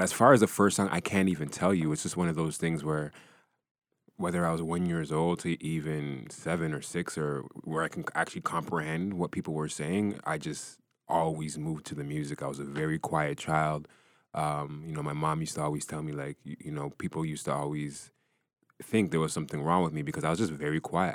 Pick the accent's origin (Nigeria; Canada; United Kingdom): Canada; Brampton, Ontario; I grew up in Brampton.